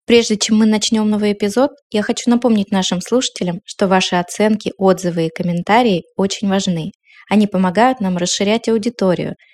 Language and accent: Russian; Northern Urals, Russia; в моем довольно несытном северно-муральском детстве